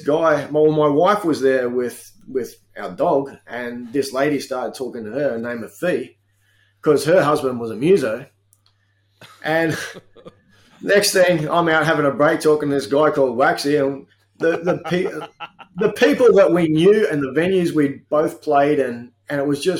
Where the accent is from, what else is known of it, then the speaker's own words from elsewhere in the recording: Victoria, Australia; also born or lived in Adelaide; now in Townsville, Australia; I'm Townsville based these days. Yes. Yeah. Okay. Yeah. I do like the warm weather. Yeah. I grew up in Victoria, and it was too cold.